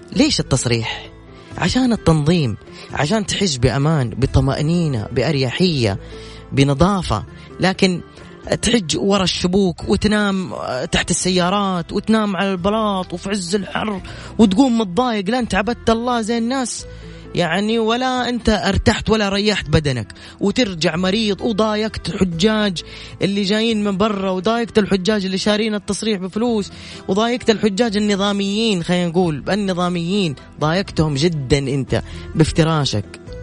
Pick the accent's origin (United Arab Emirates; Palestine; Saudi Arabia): Saudi Arabia; عندنا في السعودية